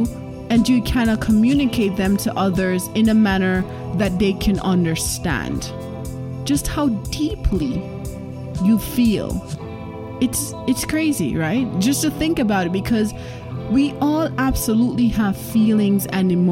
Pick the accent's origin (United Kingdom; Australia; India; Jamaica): Jamaica; first language Jamaican Patois; I am Jamaican, and they have a lot of Jamaican patois saying. So I am going to be saying this in my native tongue